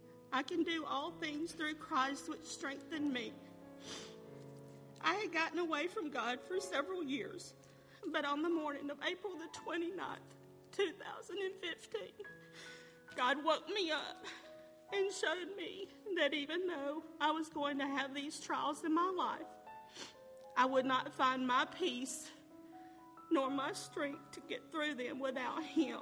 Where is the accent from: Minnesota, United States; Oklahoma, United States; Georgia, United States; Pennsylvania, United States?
Georgia, United States; Carroll County; I was born and raised here in Carroll County